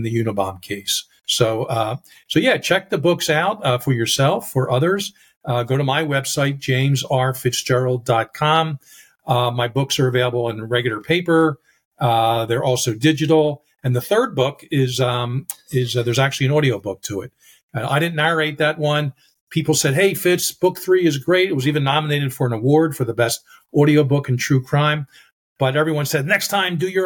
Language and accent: English; Philadelphia, Pennsylvania, United States; me growing up in Philly